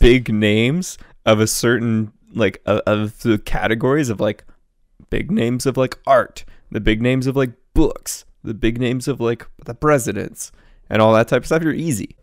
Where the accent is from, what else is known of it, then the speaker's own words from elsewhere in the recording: Canada; I'm from Canada